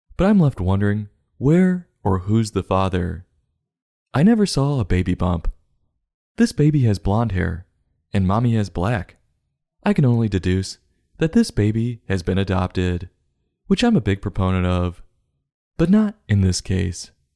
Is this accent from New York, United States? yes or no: yes; New York City, New York, United States; I'm from New York.